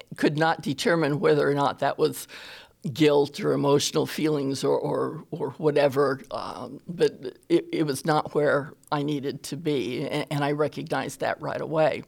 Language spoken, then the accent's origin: English; California, United States; now in Alabama, United States; I am originally from California. I got to Alabama.